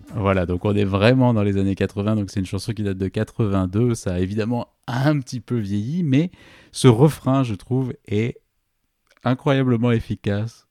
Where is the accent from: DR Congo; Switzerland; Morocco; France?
France; Toulouse, Occitania; en tant que Toulousain